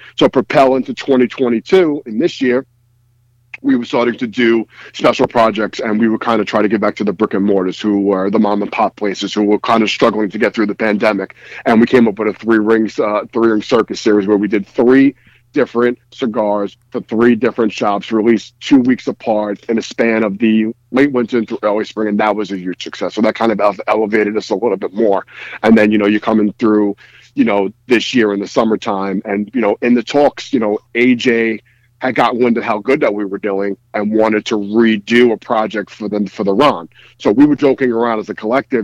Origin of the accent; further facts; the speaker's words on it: New York City, New York, United States; I am from Bensonhurst, Brooklyn, New York City.